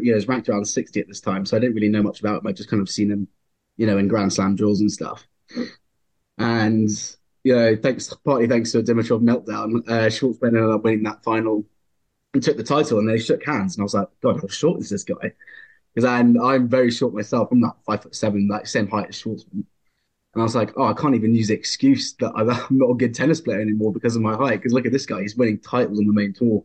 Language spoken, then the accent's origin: English; England, United Kingdom; I'm English, so I've grown up a big rugby fan